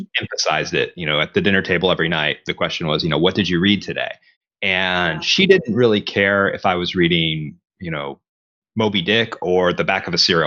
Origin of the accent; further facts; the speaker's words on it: Conway, Arkansas, United States; moved away as an adult; also born or lived in Texas; here at the University of Central Arkansas, which is in my hometown